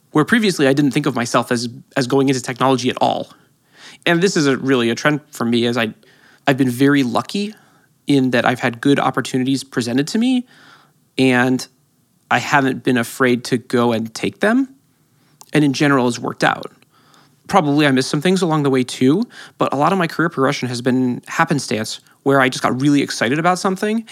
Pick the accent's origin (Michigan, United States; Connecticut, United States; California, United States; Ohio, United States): California, United States; San Francisco; I grew up in San Francisco